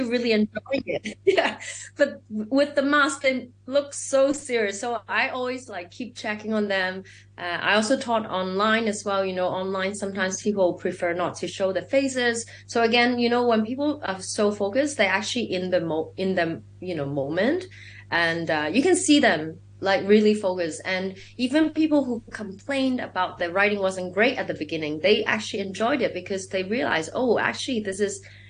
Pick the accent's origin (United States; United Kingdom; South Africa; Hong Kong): Hong Kong; I'm from Hong Kong